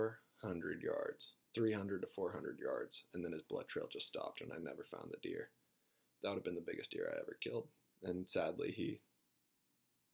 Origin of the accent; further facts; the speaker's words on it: Kingfisher, Oklahoma, United States; Growing up around Kingfisher, that's the cool part about where we grew up